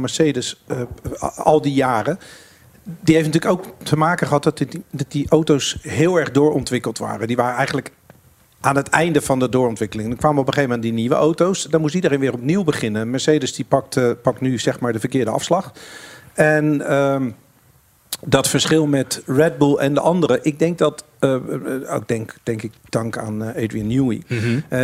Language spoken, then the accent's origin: Dutch; Netherlands; als Nederlander